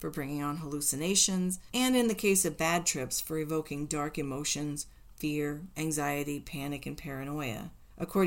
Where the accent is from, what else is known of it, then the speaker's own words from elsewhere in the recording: Indiana, United States; When I grew up in Indiana, we used to empty bags of feed corn kernels on people's doorsteps, which we Hoosier kids cleverly called corning.